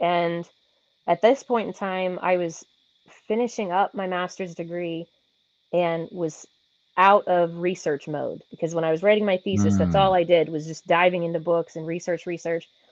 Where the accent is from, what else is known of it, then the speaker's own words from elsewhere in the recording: Carrollton, Ohio, United States; I grew up in Carrollton, which is right next to Minerva, Ohio.